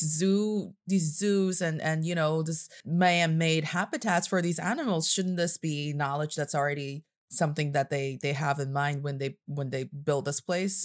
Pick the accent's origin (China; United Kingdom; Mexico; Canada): China; I am from China, and I'm speaking to you from Beijing, China.